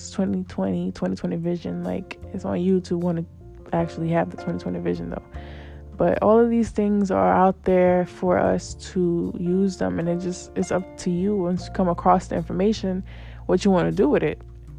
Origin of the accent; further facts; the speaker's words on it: New York City, New York, United States; I'm Black, but I'm a Latina. I'm a New Yorker, but I'm technically from another country because my parents are from there, so I still got that connection.